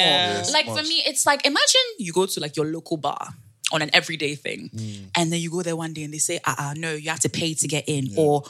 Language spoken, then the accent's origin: English; Ghana; moved away as an adult; now in Netherlands; when I used to say I was from Ghana